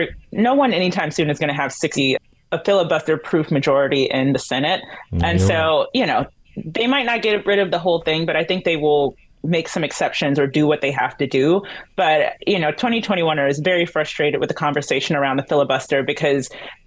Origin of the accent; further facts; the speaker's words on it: North Carolina, United States; I'm from North Carolina.